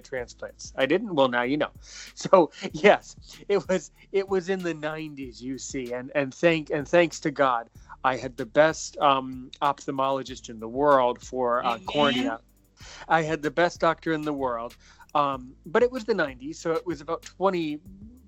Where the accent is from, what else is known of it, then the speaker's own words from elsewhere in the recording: United States; also born or lived in Washington, D.C.; I'm American. I live near Washington, D.C.